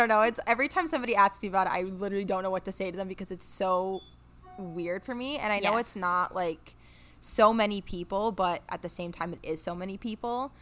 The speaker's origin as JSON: {"language": "English", "town": "Old Forge", "region": "Pennsylvania", "country": "United States", "tie": "born or raised there", "said": "I'm born and raised in Old Forge, Pennsylvania"}